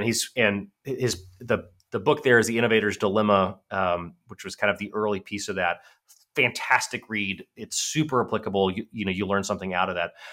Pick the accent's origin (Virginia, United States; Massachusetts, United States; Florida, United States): Virginia, United States; my hometown in Virginia